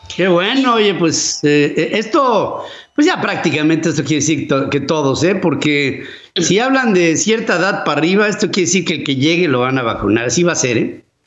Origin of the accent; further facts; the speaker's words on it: Mexico; yo soy parte de México